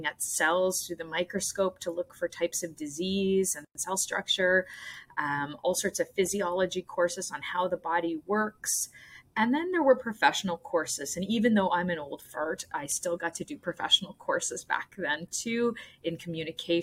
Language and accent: English; Nova Scotia, Canada; moved away as an adult; also born or lived in Ontario; I grew up in Nova Scotia